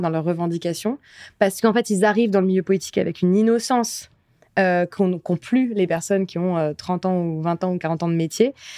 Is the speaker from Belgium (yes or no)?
no; France; je suis quand même la première génération à être née en France, mes parents sont pas nés en France